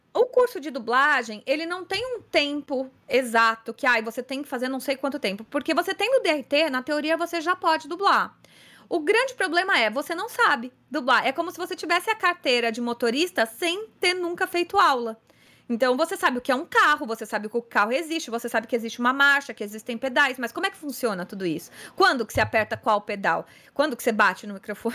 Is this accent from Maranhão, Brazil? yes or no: no; São Paulo, Brazil; eu sou de São Paulo, sou atriz, cantora, dubladora